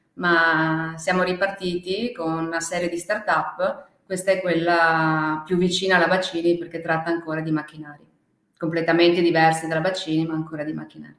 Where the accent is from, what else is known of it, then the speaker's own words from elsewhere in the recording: Veneto, Italy; also born or lived in China; noi siamo veneti, e veniamo da Ven- Treviso, Venezia